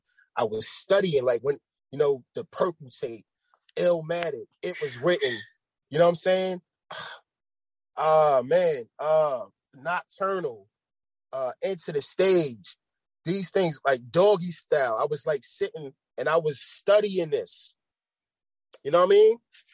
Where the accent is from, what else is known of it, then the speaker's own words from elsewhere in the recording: New York, United States; moved away; I'm from New York, but I'm not in New York